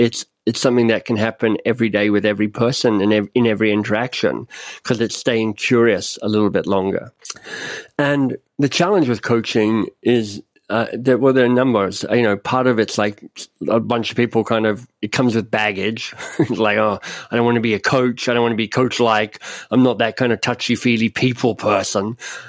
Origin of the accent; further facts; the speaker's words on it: Canada; I mean, I'm Canadian, I'm up in Canada